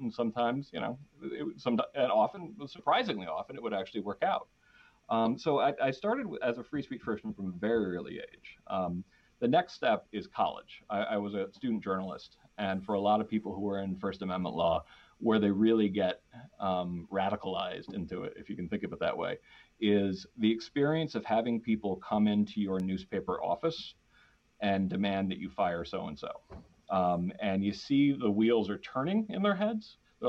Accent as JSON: {"language": "English", "town": "Danbury", "region": "Connecticut", "country": "United States", "tie": "born or raised there", "said": "we grew up in in Danbury, Connecticut, which is like in the burbs of New York City."}